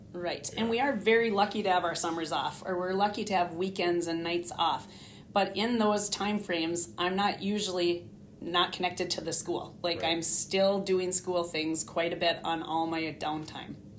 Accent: Hibbing, Minnesota, United States; also born or lived in Gaylord, Minnesota / Arlington, Minnesota; now in Grand Rapids, United States; I was born in Hibbing, Minnesota, which is a town close to Grand Rapids, and I went through grade school, high school, everything there in Hibbing

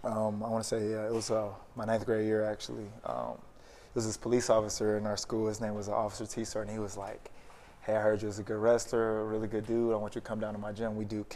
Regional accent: Detroit, Michigan, United States; moved away; also born or lived in Branson, Missouri; Originally, I'm from Detroit, Michigan.

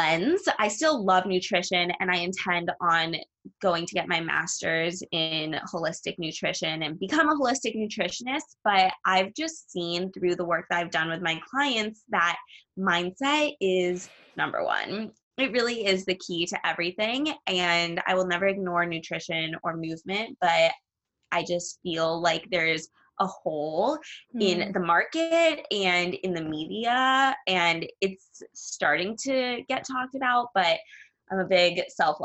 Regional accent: Los Angeles, California, United States; I'm from Los Angeles, California

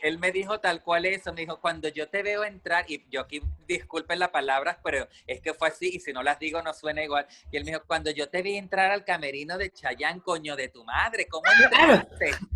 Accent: Venezuela; Yo soy de Venezuela

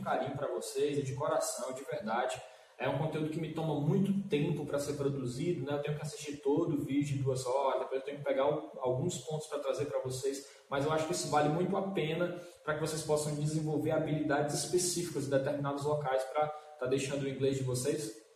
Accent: Brazil; como brasileiro

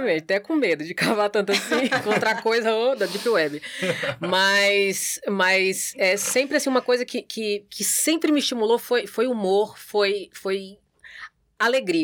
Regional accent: Santos, São Paulo, Brazil; now in Natal, Brazil; Eu nasci em Santos, São Paulo

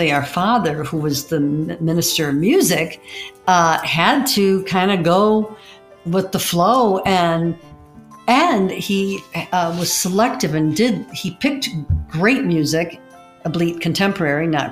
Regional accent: Birmingham, United States; we grew up in Birmingham

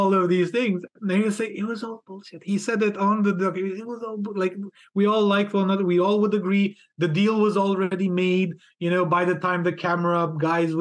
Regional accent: Romania; moved away; also born or lived in Hungary; I was born in Romania. So I'm a Hungarian born in Romania. So I have both citizenships.

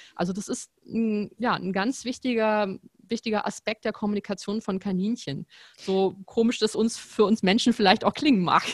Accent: Potsdam, Brandenburg, Germany; moved away as an adult; also born or lived in Frankfurt; ich komme ja aus Potsdam, habe auch in Potsdam studiert und dann bin ich nach Frankfurt gegangen

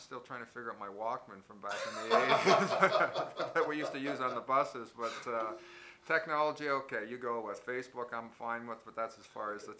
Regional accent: Toronto, Ontario, Canada; Growing up in Mimico? Oh, well, in Mimico we have three places there. We've got the Blue Goose Tavern, we've got Mimico Arena, and we got Hogel's Funeral Parlor, ironically.

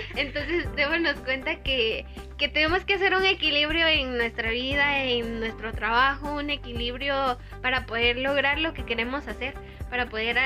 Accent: Guatemala; nosotros como guatemaltecos

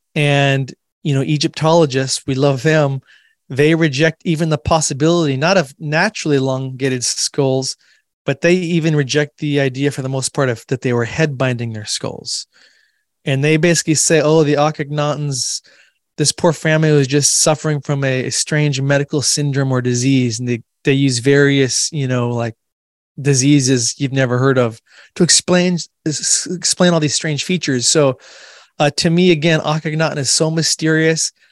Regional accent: Washington, United States; my home state here of Washington State

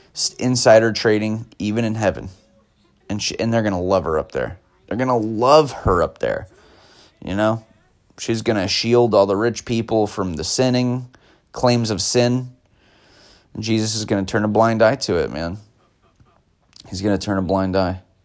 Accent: United States; as an American person in America being taught history as an American

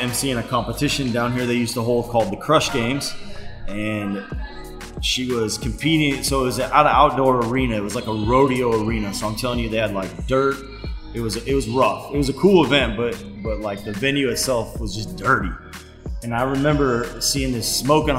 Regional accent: Nebraska, United States; moved away as an adult; also born or lived in Springfield, Missouri / Florida; I'm from Nebraska originally, and I got recruited to play at a school in Springfield, Missouri

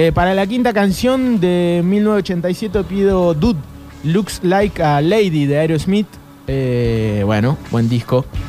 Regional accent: Argentina

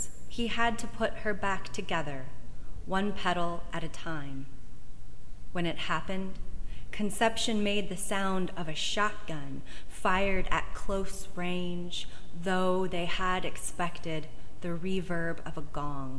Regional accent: Joshua Tree, California, United States; also born or lived in Landers, California; I grew up in Joshua Tree, actually, not too far from here, over on Sunset Road

